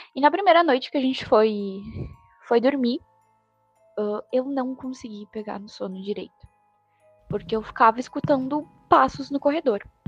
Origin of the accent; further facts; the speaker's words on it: Rio Grande do Sul, Brazil; eu sou do Rio Grande do Sul